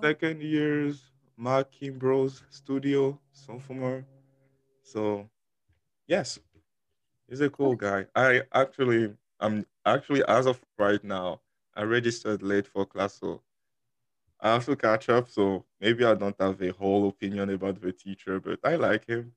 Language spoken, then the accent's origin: English; Côte d’Ivoire; first language French; English is a second language; moved away as an adult; also born or lived in Dallas, Texas; now in Houston, United States; I was originally in Ivory Coast after I finished high school